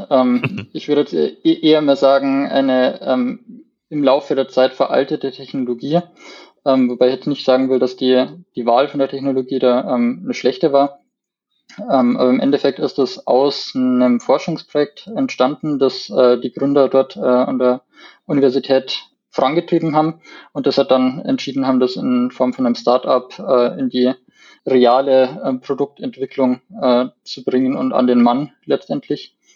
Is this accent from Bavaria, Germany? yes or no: yes; Landshut, Bavaria, Germany; Ich komme aus Landshut, aus dem schönen Niederbayern